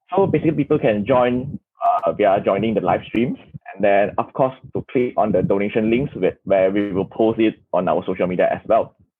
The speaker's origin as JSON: {"language": "English", "region": "Kuala Lumpur", "country": "Malaysia", "said": "I'm from Kuala Lumpur, Malaysia"}